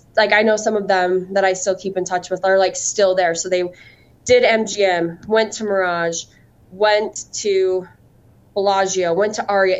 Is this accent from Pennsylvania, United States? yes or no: no; Cedar City, Utah, United States; moved away as an adult; also born or lived in Las Vegas, Nevada / Grand Rapids, Michigan; I am from Utah, but I am from the southern part of the state, a little town called Cedar City.